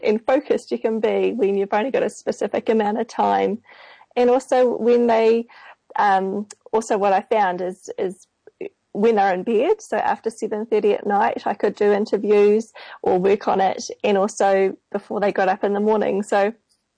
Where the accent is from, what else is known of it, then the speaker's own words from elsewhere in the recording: Auckland, New Zealand; I'm from Auckland here in New Zealand on the bottom of the world.